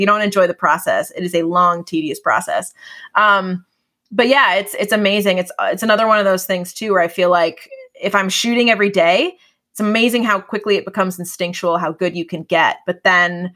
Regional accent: New England, United States; Growing up in New England

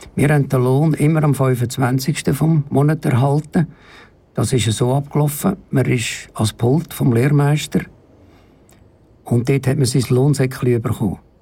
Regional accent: Baden, Aargau, Switzerland; bin von Baden

